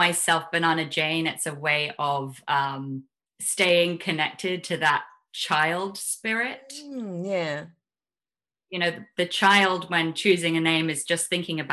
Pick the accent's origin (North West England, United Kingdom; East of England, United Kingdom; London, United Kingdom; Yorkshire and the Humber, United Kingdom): London, United Kingdom; also born or lived in Highlands of Scotland; I was born in London in 1975.